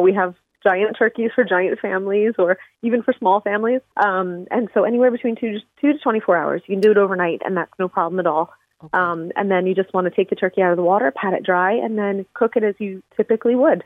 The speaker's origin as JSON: {"language": "English", "town": "Philadelphia", "region": "Pennsylvania", "country": "United States", "also_born_or_lived": "Missouri", "said": "I'm from Philadelphia on the East Coast"}